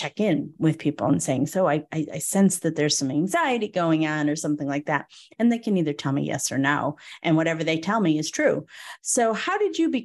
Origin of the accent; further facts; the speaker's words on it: Northeast, United States; I was raised in the Northeast